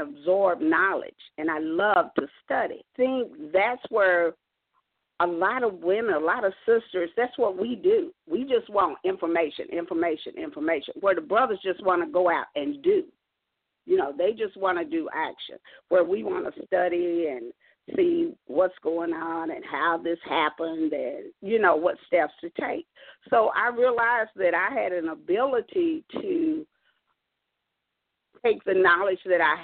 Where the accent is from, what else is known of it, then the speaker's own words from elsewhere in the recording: Kentucky, United States; also born or lived in South Carolina; When I came back from South Carolina to Kentucky